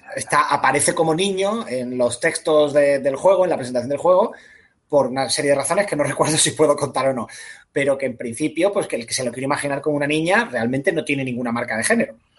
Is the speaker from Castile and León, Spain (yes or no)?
no; Málaga, Andalusia, Spain; yo soy de Málaga